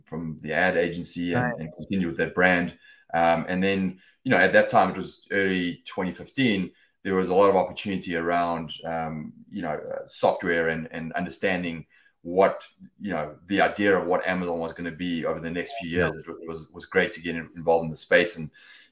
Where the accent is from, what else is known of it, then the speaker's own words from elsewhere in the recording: South Africa; moved away as an adult; also born or lived in United Kingdom; now in Los Angeles, United States; I was born and raised in South Africa